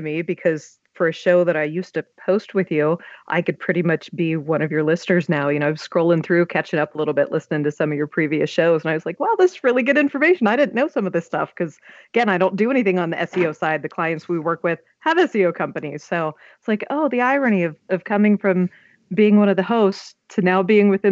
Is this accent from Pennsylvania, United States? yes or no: yes; Pittsburgh, Pennsylvania, United States; I'm from Pittsburgh